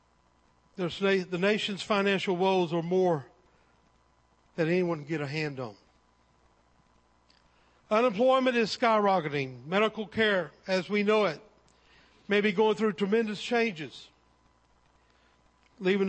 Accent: Texas, United States; also born or lived in Cypress, Texas; I am an American. I am a Texan. And I live in Cypress, Texas

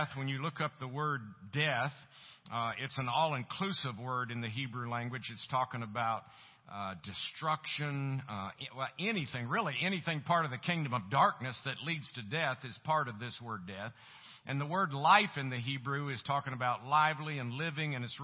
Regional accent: Tampa, Florida, United States; moved away as an adult; also born or lived in Colorado; now in Tulsa, United States; I was born and raised in Tampa, Florida. And lived there for 27 years.

